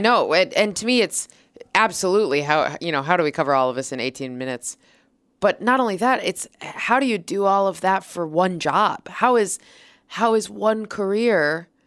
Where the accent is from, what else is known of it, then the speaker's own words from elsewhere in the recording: Minnesota, United States; now in New York City, United States; I'm from Minnesota originally, but I live in New York City now